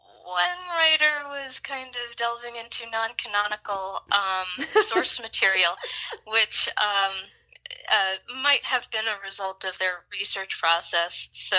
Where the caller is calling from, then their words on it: Greensboro, North Carolina, United States; I'm in Greensboro, North Carolina.